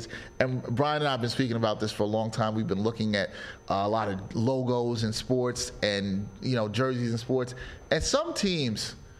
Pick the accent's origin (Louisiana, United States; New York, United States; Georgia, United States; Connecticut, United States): New York, United States; New York City; I'm from Brooklyn, from East Flatbush, Brooklyn, which is a lot of Caribbean folks